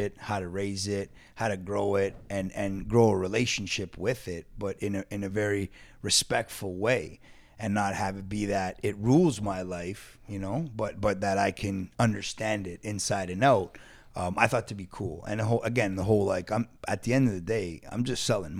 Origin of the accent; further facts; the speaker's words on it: Toronto, Ontario, Canada; School. Dufferin and Sinclair, originally.